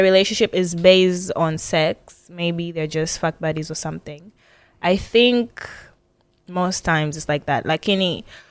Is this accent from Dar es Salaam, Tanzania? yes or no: no; Arusha, Tanzania; I'm from Arusha.